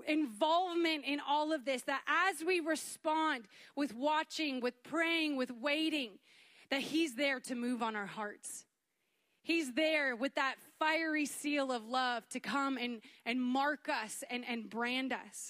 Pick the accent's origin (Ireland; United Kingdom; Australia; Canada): Canada; moved away as an adult; now in United States; I'm from Canada